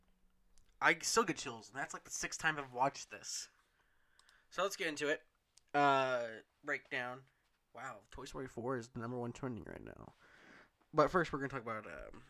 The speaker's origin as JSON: {"language": "English", "country": "United States", "said": "as American citizens"}